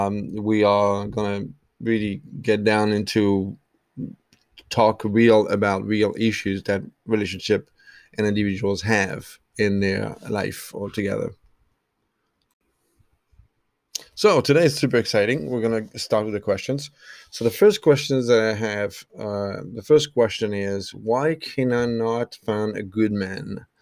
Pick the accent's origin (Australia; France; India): France; English is a second language; also born or lived in Ireland; now in United States; Traveled, I'm originally from France, lived in Ireland, moved to the US, lived in Boston, Los Angeles, Miami.